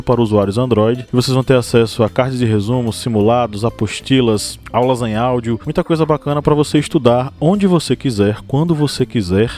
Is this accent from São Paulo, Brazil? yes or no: no; Uauá, Bahia, Brazil; a cidade onde eu nasci chama-se Uauá, encravada no interior da Bahia.